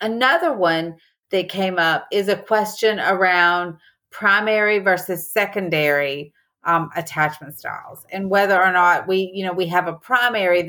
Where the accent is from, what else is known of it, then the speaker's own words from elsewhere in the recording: the South, Southern United States, United States; accent: Southern; my Southern accent is just so obvious